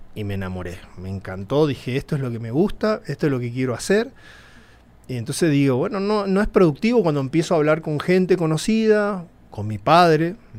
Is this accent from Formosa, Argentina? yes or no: yes; Formosa, Argentina; moved away as an adult; also born or lived in El Colorado, Formosa, Argentina / Buenos Aires, Argentina; now in Mexico City, Mexico; yo viví eh, mi infancia en mi pueblito, el Colorado, un pueblito de 5.000